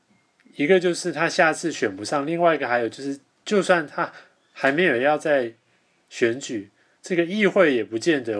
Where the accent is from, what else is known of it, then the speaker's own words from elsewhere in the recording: Taiwan; 我们台湾人